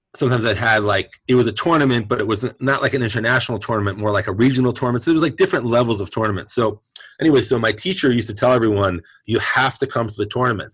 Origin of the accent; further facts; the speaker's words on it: New York City, New York, United States; now in San Francisco Bay Area, United States; I'm born and raised in Brooklyn